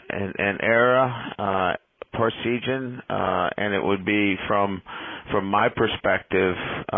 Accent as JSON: {"language": "English", "region": "Massachusetts", "country": "United States", "tie": "born or raised there", "said": "growing up in Massachusetts"}